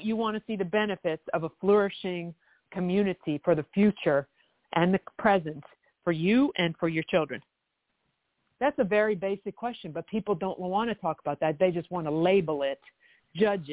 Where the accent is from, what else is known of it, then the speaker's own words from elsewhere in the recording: Canada; now in United States; I lived in Canada, I'm from Canada